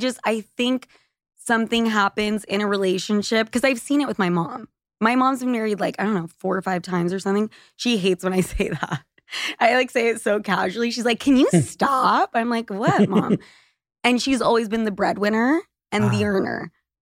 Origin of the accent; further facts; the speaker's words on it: Utah, United States; I'm from Utah. It's normal to have six kids.